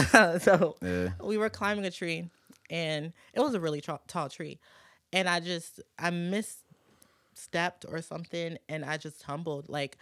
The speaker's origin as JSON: {"language": "English", "town": "New Orleans", "region": "Louisiana", "country": "United States", "tie": "born there", "also_born_or_lived": "Michigan / Virginia", "said": "No, I was born in New Orleans, okay. And then I moved to Michigan, and then I moved to Virginia. I was in Fredericksburg, Stafford, Spotsy, and then I moved here."}